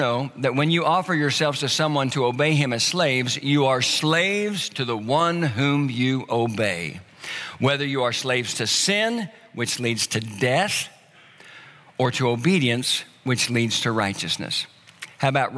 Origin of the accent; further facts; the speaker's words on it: the South, United States; I grew up in the South